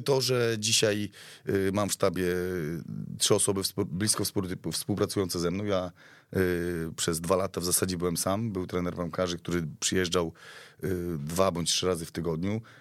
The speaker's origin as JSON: {"language": "Polish", "town": "Białystok", "region": "Podlaskie Voivodeship", "country": "Poland", "said": "wywodzę się bezpośrednio z Białego Stoku, tak, jestem podlasianinem"}